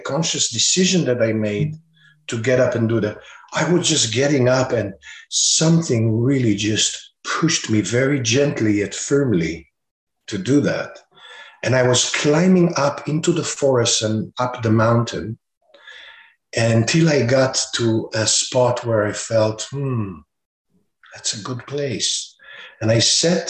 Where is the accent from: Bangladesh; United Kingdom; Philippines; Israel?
Israel; moved away as an adult; now in United States; I was born and raised in Israel. And I have moved to the United States some 30-some years ago